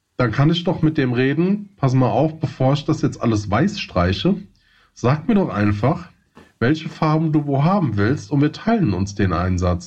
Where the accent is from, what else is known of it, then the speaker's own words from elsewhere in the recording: Hesse, Germany; accent: Hessian; man hört es glaube ich so ein bisschen an, mein, an meinem ähm, ähm an Accent. meinem Slang. äh, ich komme aus dem Hessischen.